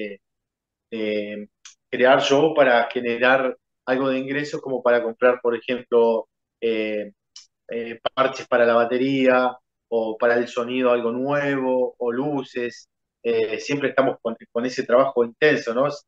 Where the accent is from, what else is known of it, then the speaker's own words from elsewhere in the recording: Uruguay; esperando que se acomode nuestro país y sí, la verdad que un punto ideal sería México.